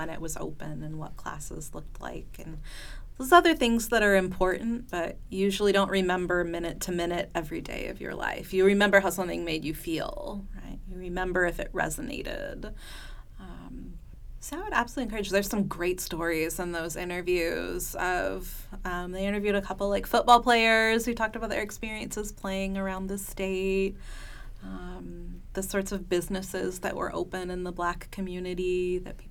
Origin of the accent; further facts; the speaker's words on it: California, United States; moved away as an adult; now in Stillwater, United States; I grew up in California, a little ways away, and I moved here in 2014